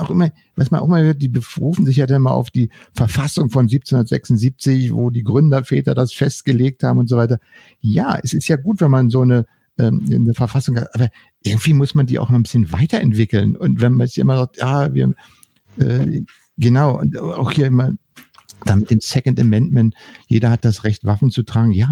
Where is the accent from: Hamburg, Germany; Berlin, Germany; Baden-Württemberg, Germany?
Berlin, Germany; ich bin ja in, in Berlin-West aufgewachsen und für uns waren die Amerikaner die Schutzmächte.